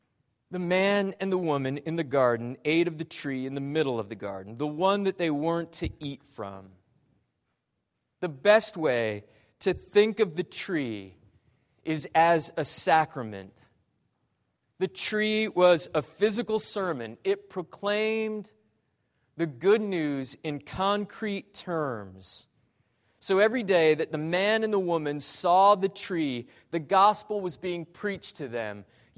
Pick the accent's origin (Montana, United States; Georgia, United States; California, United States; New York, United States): Montana, United States; Great Falls; born there; I was born in Great Falls, Montana, of all places.